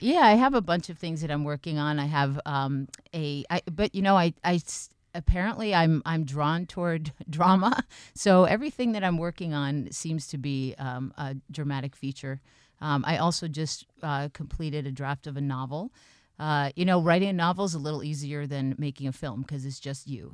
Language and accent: English; Boston, Massachusetts, United States; now in New Hampshire, United States; I grew up in the Boston area